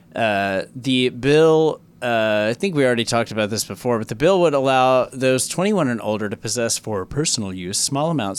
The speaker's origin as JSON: {"language": "English", "region": "Tennessee", "country": "United States", "tie": "born or raised there", "said": "My home state, Tennessee"}